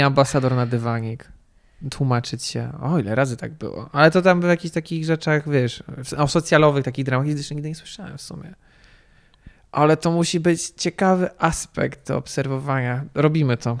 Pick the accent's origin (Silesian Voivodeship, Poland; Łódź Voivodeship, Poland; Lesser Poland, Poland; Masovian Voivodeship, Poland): Masovian Voivodeship, Poland; Warsaw; ja jestem warszawiakiem